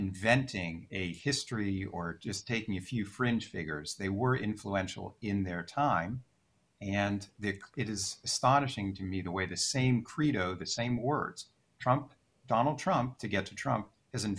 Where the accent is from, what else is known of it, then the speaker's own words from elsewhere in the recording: Pittsburgh, Pennsylvania, United States; I grew up in Pittsburgh, Pennsylvania